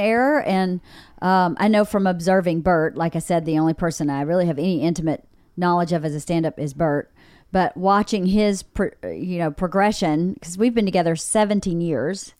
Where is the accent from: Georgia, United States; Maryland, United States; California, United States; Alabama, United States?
Georgia, United States; accent: Southern; moved away; I'm not from Nova Scotia, but I'm from Georgia, and we definitely have seasons